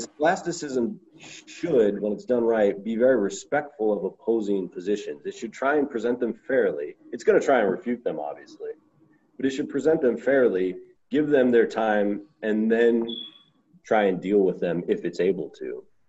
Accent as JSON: {"language": "English", "region": "Southern California", "country": "United States", "tie": "born or raised there", "said": "I grew up in Southern California"}